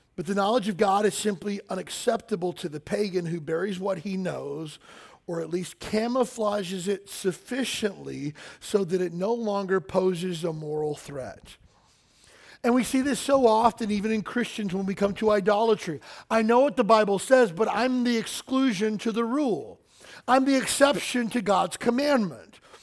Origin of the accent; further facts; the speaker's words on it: Kentucky, United States; I grew up in Kentucky